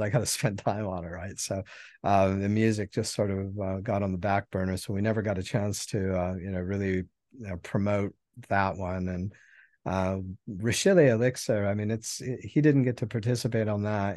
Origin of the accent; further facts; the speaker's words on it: Helena, Montana, United States; now in Mobile, United States; I was born in Helen, Montana, and um, that's where I grew up and you know spent all of my formative